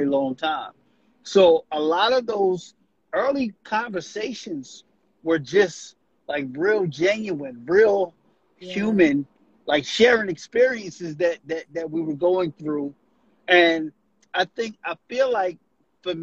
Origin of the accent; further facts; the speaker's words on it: Camden, New Jersey, United States; also born or lived in Southwest Philadelphia; I am from Camden, New Jersey.